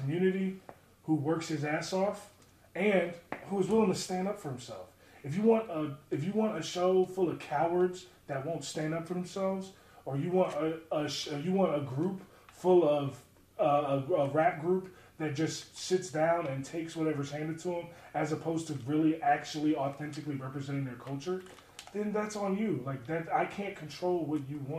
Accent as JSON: {"language": "English", "town": "Baltimore", "region": "Maryland", "country": "United States", "tie": "born or raised there"}